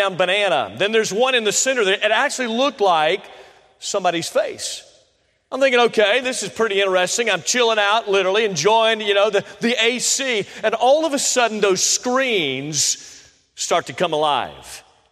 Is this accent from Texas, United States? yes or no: no; Tampa, Florida, United States; I grew up in Florida, so I was born in Tampa, Florida. So I'm a Floridian by heart